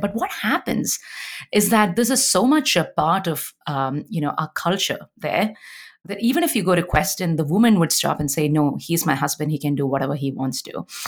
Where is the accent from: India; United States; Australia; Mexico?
India; English is a second language; moved away as an adult; now in Canada; I wear a bindi to indicate my culture as an Indian